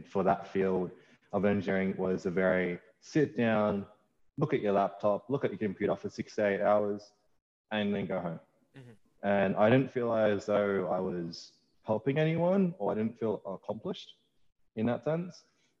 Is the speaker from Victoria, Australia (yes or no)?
no; Panania, New South Wales, Australia; I grew up in Panania, in that's in Bankstown. So Bankstown boy for life, born